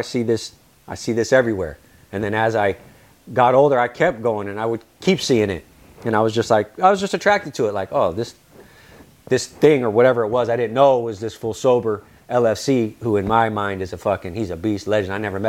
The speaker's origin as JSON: {"language": "English", "region": "California", "country": "United States", "moved": "yes", "said": "It was fucked up in the sense, like I said, it was a culture shock. I'm coming from California to Kent, which is just normal neighborhoods, shit ton of people."}